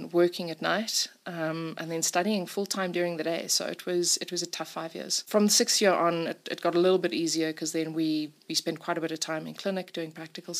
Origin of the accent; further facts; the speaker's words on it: Simon's Town, Western Cape, South Africa; now in Johannesburg, South Africa; I grew up in Simonstown, surrounded by nature